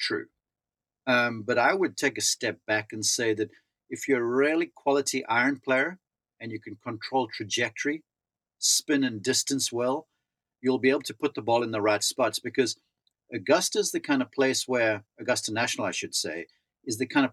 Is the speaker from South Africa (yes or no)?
yes; South Africa; moved away as an adult; growing up in South Africa.